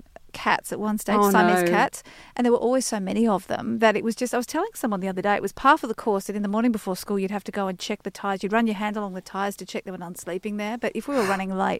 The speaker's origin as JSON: {"language": "English", "town": "Sydney", "region": "New South Wales", "country": "Australia", "tie": "born or raised there", "said": "We grew up in Yowie Bay in the Sutherland Shire"}